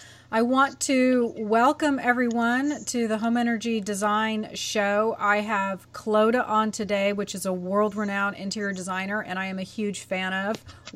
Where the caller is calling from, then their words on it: Nashville, Tennessee, United States; I am in Nashville, Tennessee.